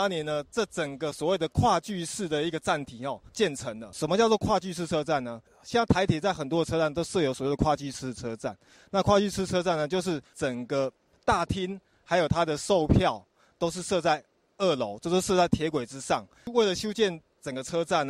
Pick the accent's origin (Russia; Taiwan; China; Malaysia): Taiwan; Hualien, Hualien County; 我们花莲是个海洋城市，离山离海都很近。